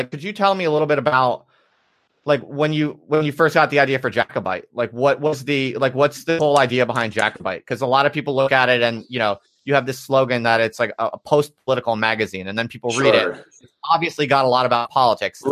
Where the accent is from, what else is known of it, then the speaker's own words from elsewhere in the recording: United States; now in United Kingdom; I'm an American